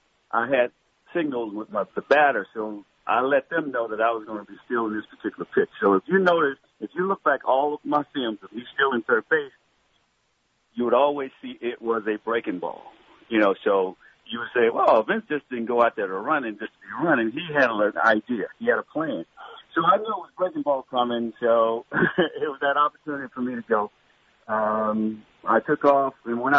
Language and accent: English; Florida, United States; moved away as an adult; the environment that we came from Florida